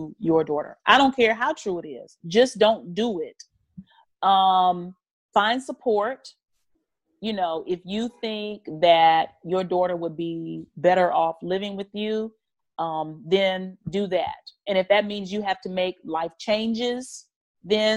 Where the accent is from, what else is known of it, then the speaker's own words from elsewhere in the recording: North Carolina, United States; I'm from North Carolina. I was grew up on a farm.